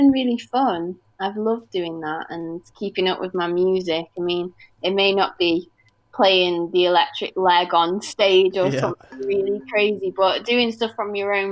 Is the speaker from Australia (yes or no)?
no; Stoke-on-Trent, West Midlands, United Kingdom; I'm from Stoke.